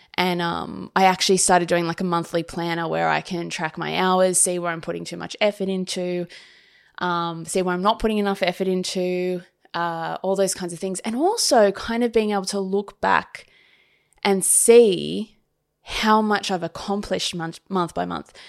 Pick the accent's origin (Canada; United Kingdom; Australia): Australia; Sydney, New South Wales; moved away as an adult; this is my hometown, but I haven't lived here for such a long time